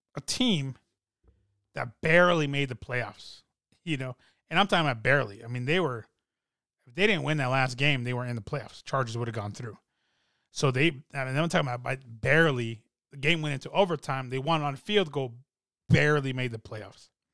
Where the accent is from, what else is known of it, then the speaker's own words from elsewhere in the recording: Colorado, United States; I'm from Colorado